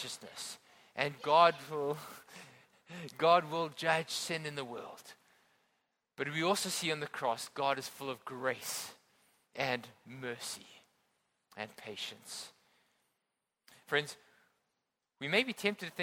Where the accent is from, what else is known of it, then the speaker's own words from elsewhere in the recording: Johannesburg, Gauteng, South Africa; now in Hong Kong; I grew up in South Africa and I grew up inland in a place called Johannesburg.